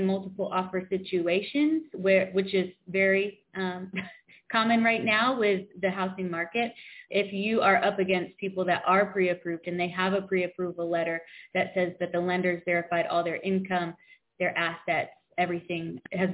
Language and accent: English; Coventry, Connecticut, United States; now in South Carolina, United States; I grew up in Coventry, Connecticut, which is very small population